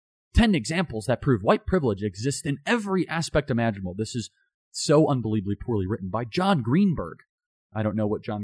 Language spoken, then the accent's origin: English; United States; the time that I grew up in America.